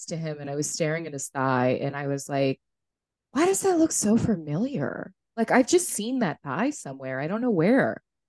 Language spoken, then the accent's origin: English; New Hampshire, United States; also born or lived in Vermont; I was born in Vermont, but I grew up in New Hampshire, like for a lot of my childhood.